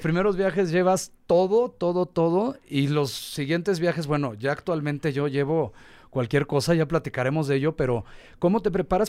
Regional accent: Mexico; also born or lived in Tulum; nosotros somos mexicanos

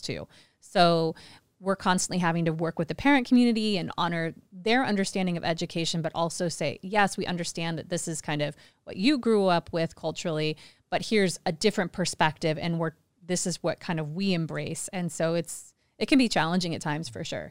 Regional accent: Kansas City, United States; moved away as an adult; also born or lived in China; now in Phuket, Thailand; Kansas City, I grew up in Kansas City

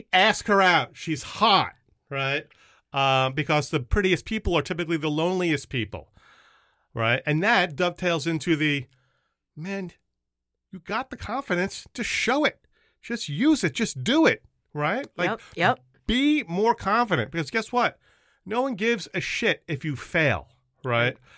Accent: Long Island, New York, United States; moved away as an adult; now in Massachusetts, United States; a Jewish kid growing up in Long Island

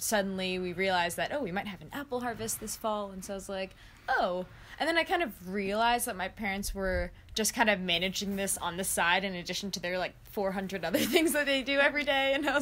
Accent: New York City, New York, United States; also born or lived in Japan / Yamhill, Oregon; I was raised in New York, but kind of bounced between here and New York my whole life. I was actually born in Japan

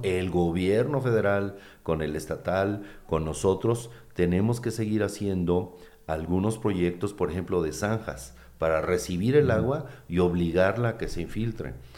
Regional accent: Uruapan, Michoacán, Mexico; Yo que soy de Uruapan

